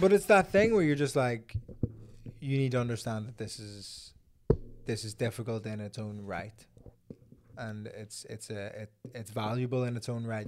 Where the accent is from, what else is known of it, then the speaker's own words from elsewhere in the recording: Belfast, Northern Ireland, United Kingdom; I'm from Belfast